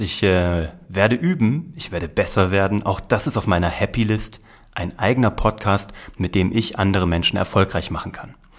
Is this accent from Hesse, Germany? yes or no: yes; Kassel, Hesse, Germany; Ich bin in Kassel geboren worden, in der Mitte von Deutschland